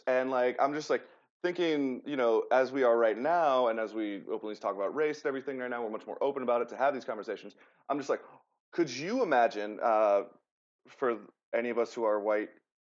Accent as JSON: {"language": "English", "region": "Georgia", "country": "United States", "said": "I'm from Georgia"}